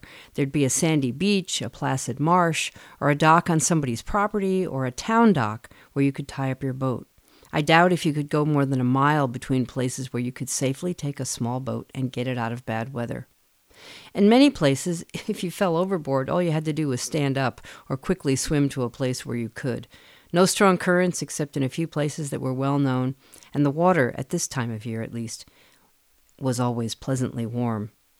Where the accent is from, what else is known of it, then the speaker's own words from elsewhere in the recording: Great South Bay, Long Island, New York, United States; now in Astoria, United States; the waterways where I grew up on the East Coast. Great South Bay in New York, a boating paradise just off Long Island